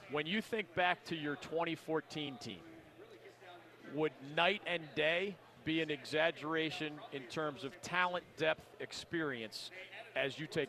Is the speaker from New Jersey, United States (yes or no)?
no; Philadelphia, Pennsylvania, United States; I saw my hometown Phillies play a ball game